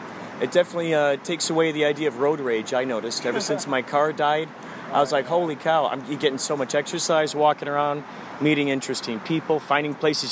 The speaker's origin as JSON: {"language": "English", "town": "Chicago", "region": "Illinois", "country": "United States", "moved": "yes", "lives_now": "Los Angeles, United States", "said": "Originally Chicago."}